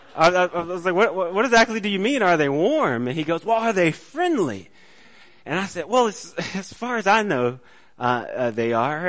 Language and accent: English; College Park, Georgia, United States; I grew up in College Park